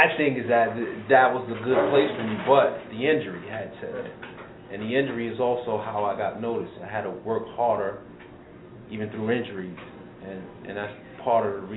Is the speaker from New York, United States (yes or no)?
yes; New York, United States; I grew up down the street